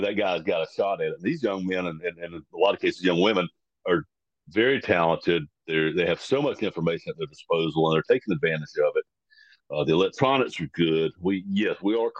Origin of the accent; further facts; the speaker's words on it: United States; I'm as American as anybody.